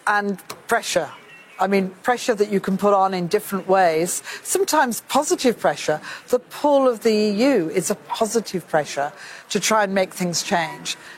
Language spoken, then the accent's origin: English; United Kingdom; I say this as a Brit